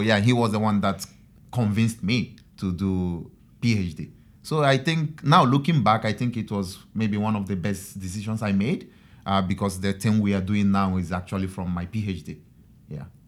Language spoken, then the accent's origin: English; Nigeria; moved away as an adult; now in Japan; I'm from Nigeria